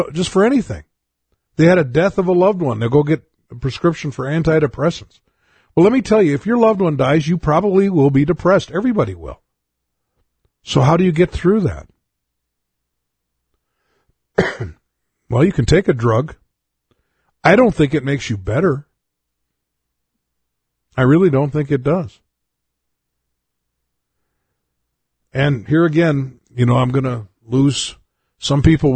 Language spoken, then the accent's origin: English; United States; as an American